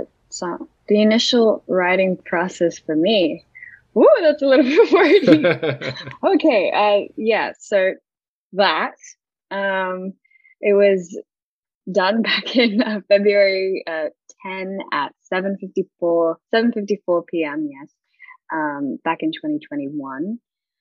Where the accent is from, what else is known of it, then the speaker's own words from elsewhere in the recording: Australia; moved away; also born or lived in Philippines; I was born and raised in Australia, and then I moved to the Philippines for a bit. So I had to kind of, fix a little bit of my accent for people to understand me more in the Philippines.